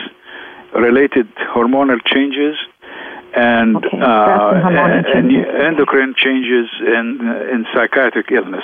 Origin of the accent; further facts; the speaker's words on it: Alexandria, Alexandria Governorate, Egypt; moved away as an adult; also born or lived in Beirut, Lebanon; now in United States; was born in Alexandria, Egypt, in 1945, just after World War II ended, and this is why my parents gave me … And I stayed in Egypt until age 28